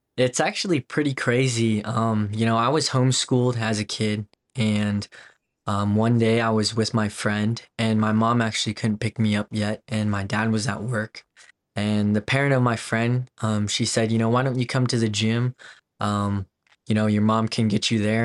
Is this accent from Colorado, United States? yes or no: yes; Wellington, Colorado, United States; also born or lived in South Korea / Denver, Colorado; grew up on a ranch in Wellington, Colorado, and grew up on a farm. And by the age of ten, I kinda moved to Denver